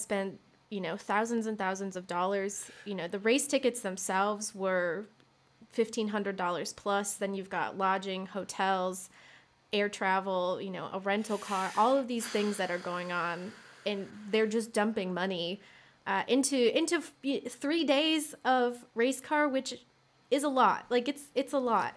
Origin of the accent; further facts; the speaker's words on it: Michigan, United States; I grew up in Michigan